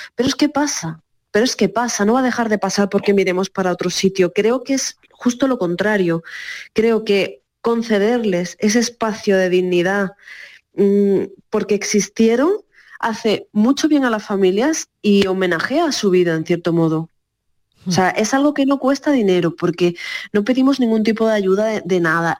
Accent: Cádiz, Andalusia, Spain; moved away; yo además soy de Cádiz

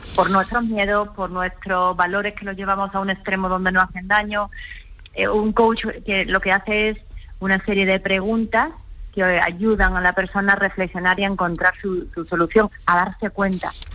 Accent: Málaga, Andalusia, Spain; moved away as an adult; now in Madrid, Spain; me siento malagueña por los cuatro costados porque Málaga es mi tierra

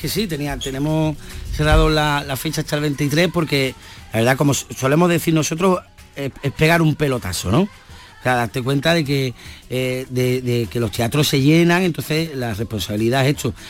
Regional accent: Andalusia, Spain; nosotros andaluz

